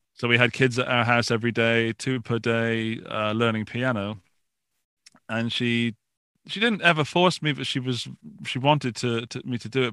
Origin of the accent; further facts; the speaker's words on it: Forest of Dean, Gloucestershire, South West England, United Kingdom; accent: British; moved away as an adult; now in Austria; I come from a small, small village in the southwest of Gloucestershire in a place called the Forest of Dean